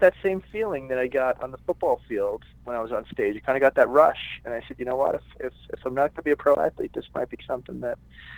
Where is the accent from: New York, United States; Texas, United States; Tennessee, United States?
New York, United States; New York City; moved away as an adult; now in Los Angeles, United States; I'm from Brooklyn, New York. And I moved out to Los Angeles when I was 21 years old, and I've been here ever since. Yeah, grew up in New York, a little middle-class neighborhood.